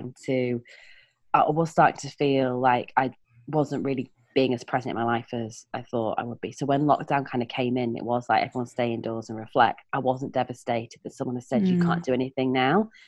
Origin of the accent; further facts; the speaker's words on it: Leeds, Yorkshire and the Humber, United Kingdom; moved away as an adult; also born or lived in Hove; now in Peak District, United Kingdom; I'm from Leeds. That's where my big vowels are from